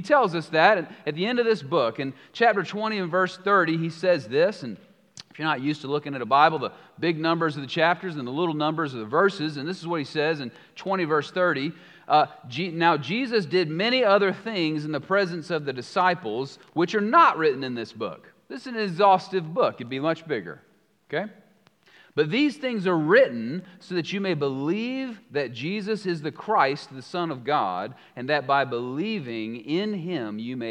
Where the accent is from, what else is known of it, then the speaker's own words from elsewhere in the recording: Columbia, South Carolina, United States; I grew up in South Carolina. I grew up in Columbia.